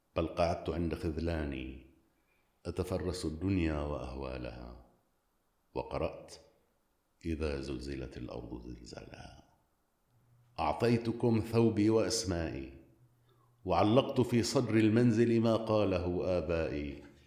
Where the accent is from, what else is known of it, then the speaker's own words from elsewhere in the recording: Syria; أنا اليوم سوري